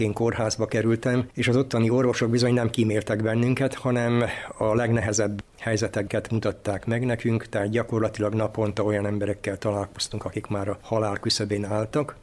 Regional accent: Zrenjanin, Vojvodina, Serbia; also born or lived in Skorenovac (Székelykeve); now in Novi Sad, Serbia; székelykevérről származom, de életem első részét nagybecskereken éltem

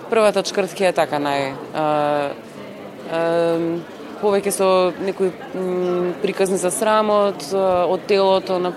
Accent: Skopje, North Macedonia; писателка сум од Македонија, од Скопје

